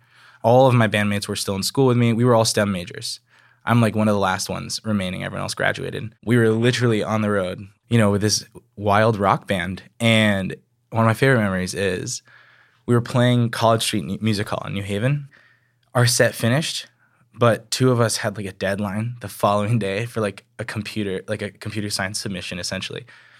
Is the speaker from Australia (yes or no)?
no; Hong Kong; also born or lived in Taiwan; Even though I was growing up in Hong Kong and Taiwan, I grew up listening